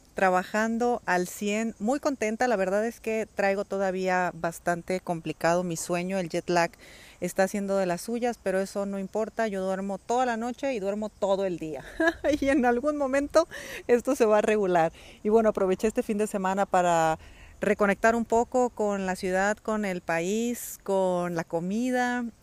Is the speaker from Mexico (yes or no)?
yes; Mexico; moved away as an adult; also born or lived in Spain; dejar a mi familia eh, en México